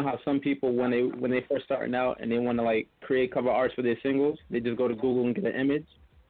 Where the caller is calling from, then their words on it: New York City, New York, United States; I'm calling from the Bronx, New York.